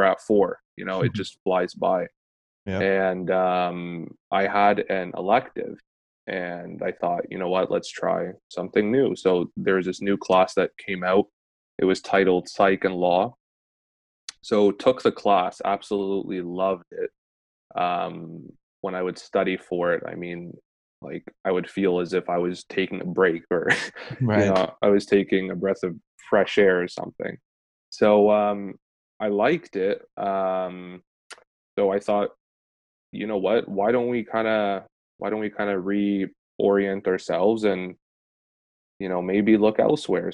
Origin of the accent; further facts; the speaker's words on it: London, Ontario, Canada; I am from London, Ontario